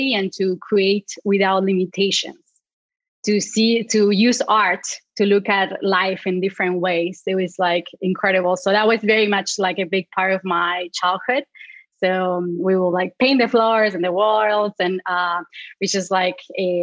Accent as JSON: {"language": "English", "region": "Patagonia", "country": "Argentina", "tie": "born or raised there", "second_language": "English", "moved": "as an adult", "lives_now": "United States", "said": "I grew up in the south of Argentina, in Patagonia"}